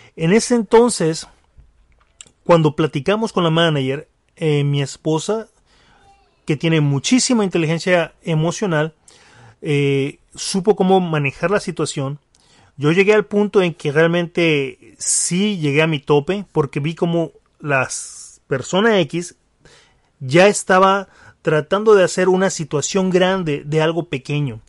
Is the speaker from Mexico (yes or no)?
yes; Mexico; como mexicanos